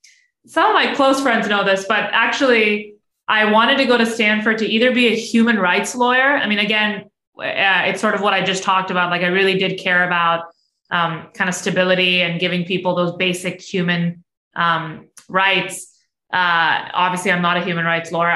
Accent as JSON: {"language": "English", "country": "Pakistan", "tie": "born or raised there", "moved": "yes", "lives_now": "United States", "said": "growing up in Pakistan is that I lived in a joint family system"}